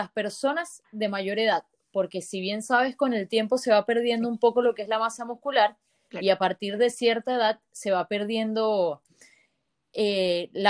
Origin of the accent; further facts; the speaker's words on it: Venezuela; also born or lived in Lechería, Venezuela; now in La Serena, Chile; Nosotros somos venezolanos, eh, vivíamos en Lechería y ahora tenemos un año y medio viviendo acá en La Serena, en Chile